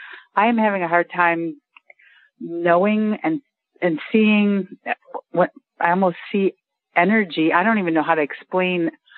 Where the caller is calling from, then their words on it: Jacksonville, Florida, United States; Outside of Jacksonville.